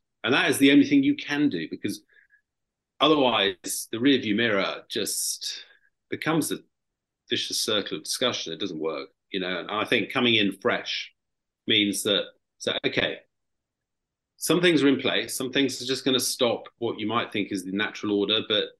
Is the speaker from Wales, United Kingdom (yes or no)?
yes; Wales, United Kingdom; I was born in Wales, by the way.